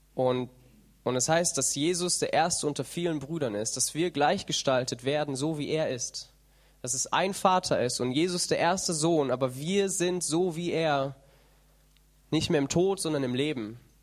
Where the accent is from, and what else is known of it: Germany